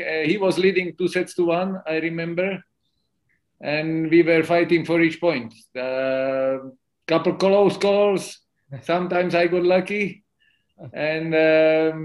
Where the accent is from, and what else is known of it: Slovakia; born or raised there; also born or lived in Bratislava